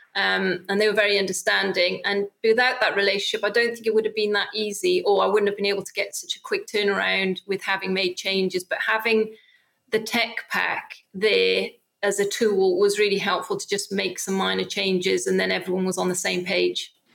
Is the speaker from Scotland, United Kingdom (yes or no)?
no; Wales, United Kingdom; I'm from Wales